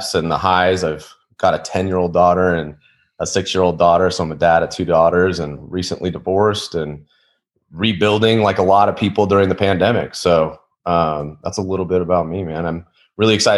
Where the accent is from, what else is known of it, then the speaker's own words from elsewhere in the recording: Salt Lake City, Utah, United States; born and raised in Salt Lake City, Utah